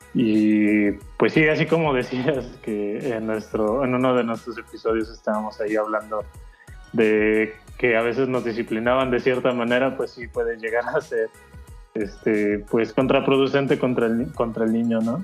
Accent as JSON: {"language": "Spanish", "country": "Mexico"}